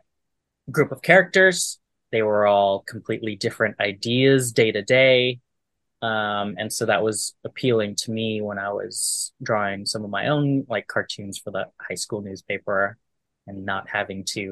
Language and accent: English; Bay Area, California, United States; moved away; This was in California, in the Bay Area. I want to say a district in San Leandro, Oakland area.